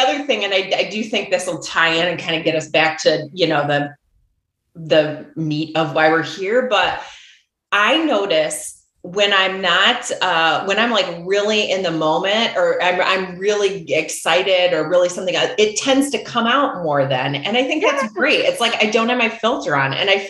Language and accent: English; West Michigan, United States; accent: Midwestern; moved away as an adult; now in Calabasas, United States; I'm from West Michigan. 49460 was my zip code.